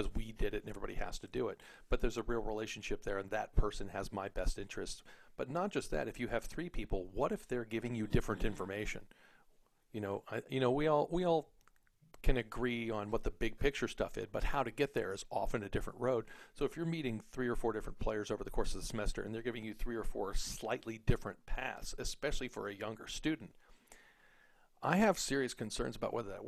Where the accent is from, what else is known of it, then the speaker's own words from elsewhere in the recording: Texas, United States; I grew up in Texas